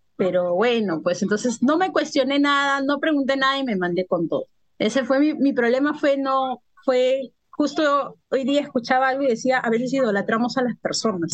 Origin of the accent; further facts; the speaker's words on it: Lima, Peru; Yo soy de Perú, de Lima, Perú